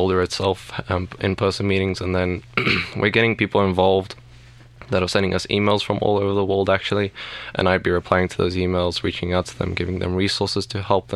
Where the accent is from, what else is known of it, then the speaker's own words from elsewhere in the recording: South Africa; moved away as an adult; now in Colorado, United States; I'm actually from South Africa